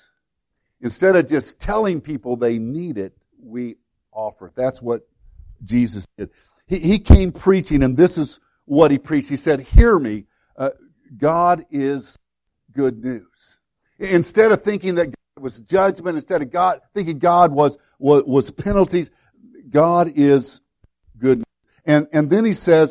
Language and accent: English; Woodlawn, Illinois, United States; My hometown, Woodlawn, Illinois, a little town of about 300 in southern Illinois